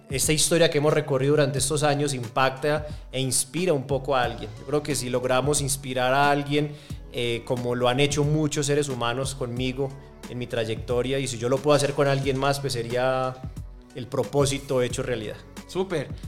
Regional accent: Medellín, Antioquia, Colombia; born there; nací en Medellín, que para mí es la ciudad más bonita del mundo

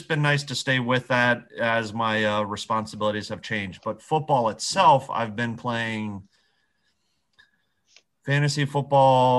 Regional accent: Columbus, Ohio, United States; I grew up in Columbus

